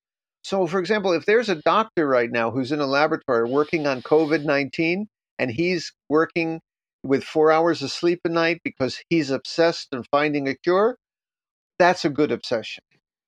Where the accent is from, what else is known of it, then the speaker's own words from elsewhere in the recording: New York, United States; now in Japan; I'm from New York.